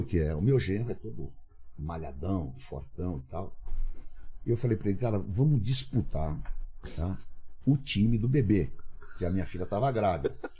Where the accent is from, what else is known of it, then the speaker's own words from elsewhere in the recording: São Paulo, Brazil; Cambuci, aquela, aquela ali era a minha área. Estudei ali no Cambuci, no grupo escolar professor Gomes Cardim